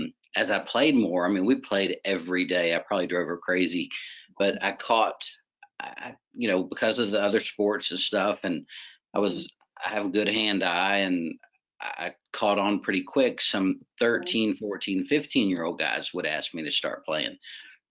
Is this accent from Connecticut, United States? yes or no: no; Richmond, Virginia, United States; born or raised there; also born or lived in Waynesboro, Virginia